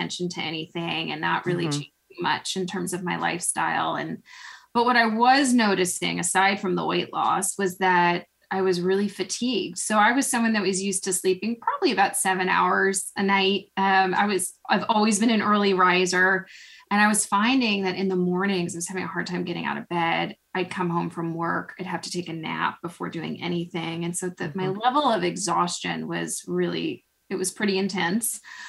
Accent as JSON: {"language": "English", "town": "Chicago", "region": "Illinois", "country": "United States", "moved": "as an adult", "lives_now": "Bryn Mawr, United States", "said": "I'm originally from Chicago"}